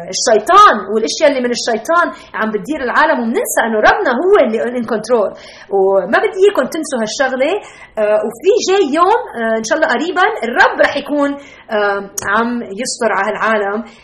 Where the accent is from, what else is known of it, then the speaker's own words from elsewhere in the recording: Lebanon; accent: Lebanese; moved away as an adult; now in Chicago, United States; وتربيت بلبنان ب 1970 و75 و80 و85